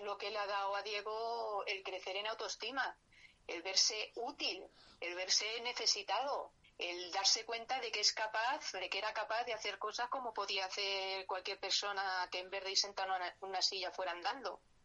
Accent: Madrid, Community of Madrid, Spain; yo nací aquí en Madrid hace ya 58 años

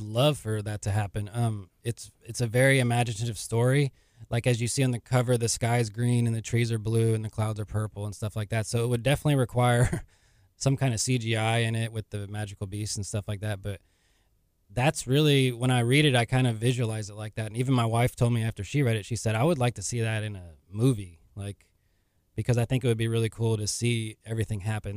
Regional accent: League City, Texas, United States; I'm from Leak City, Texas

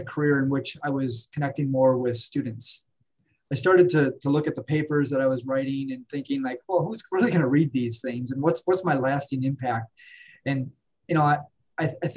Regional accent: Wisconsin, United States; I'm originally from Wisconsin.

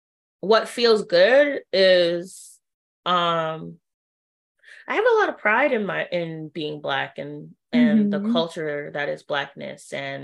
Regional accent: Trinidad & Tobago; oh yeah, I'm also Trini, especially because people face value don't assume that I'm Trinidadian at all

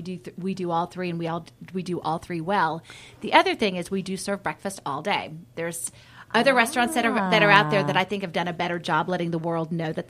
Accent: Roswell, Georgia, United States; my Shoney story, I grew up in Roswell, Georgia, actually. Okay. So I lived in Roswell. And there's 5 kids in my family.

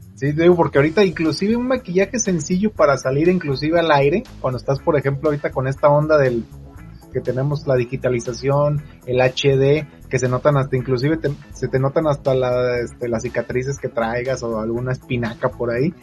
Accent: Zamora, Michoacán, Mexico; moved away; soy de Zamora, Michoacán

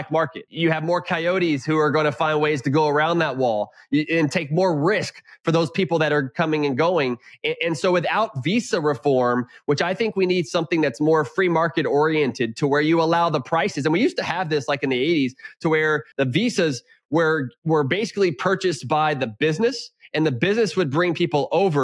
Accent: Houston, Texas, United States; also born or lived in Lubbock, Texas / Round Rock, Texas / McLean, Virginia; I'm a Texan through and through. I grew up in Houston.

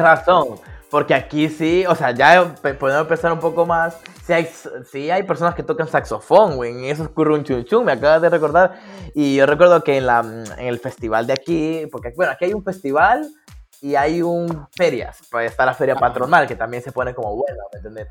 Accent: Danlí, El Paraíso, Honduras; yo soy de Dalí

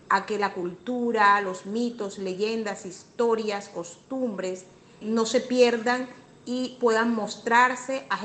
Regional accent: La Guajira, Colombia; las matronas guajiras en mi tierra.

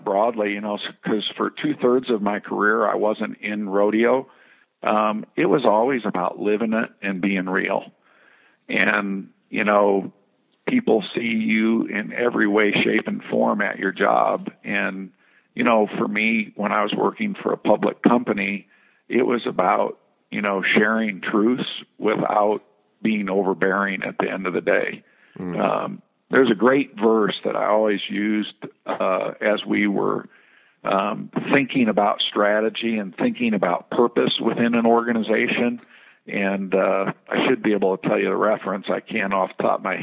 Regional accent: Midwest, United States; growing up in the Midwest

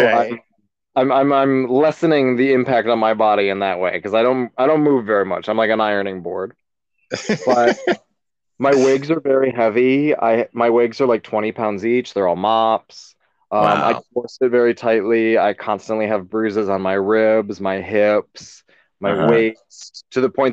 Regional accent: a little tiny town west of Cleveland, Ohio, United States; moved away as an adult; now in New York, United States; I'm from a little tiny town, a little bit west of Cleveland, Ohio, but it was very rural when I was growing up

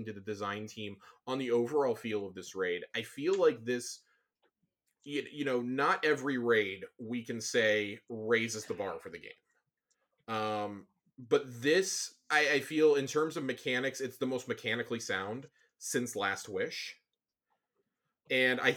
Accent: Texas, United States; I'm from Texas.

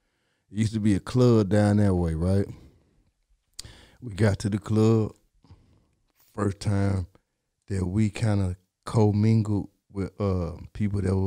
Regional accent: Fulton County, Georgia, United States; I'm from Fulton County

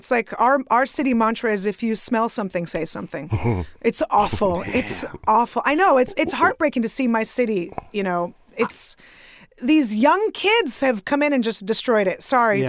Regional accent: San Francisco, California, United States; moved away; I grew up in San Francisco.

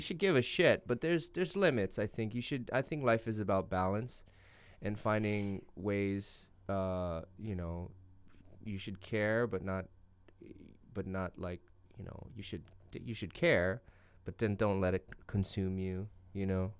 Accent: United States; I'm American and my country reelected him

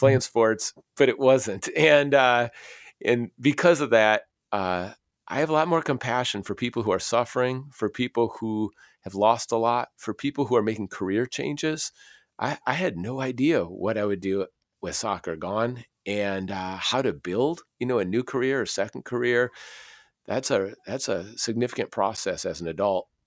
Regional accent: Minnesota, United States; also born or lived in Aberdeen, Scotland; I grew up in Minnesota

